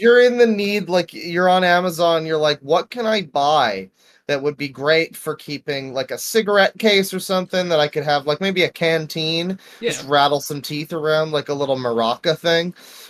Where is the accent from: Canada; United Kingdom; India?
Canada; I'm Canadian